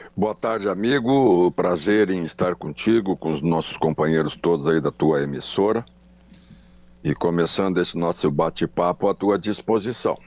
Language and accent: Portuguese; Charqueadas, Rio Grande do Sul, Brazil; also born or lived in Porto Alegre; eu sou natural de Charqueadas, só que Charqueadas naquela época era distrito de São Jerônimo